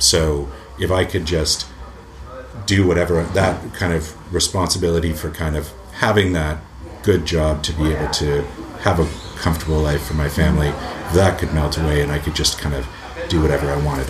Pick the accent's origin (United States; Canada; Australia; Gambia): Canada; moved away as an adult; also born or lived in England; now in United Kingdom; I was born in England, raised in Canada, and then moved back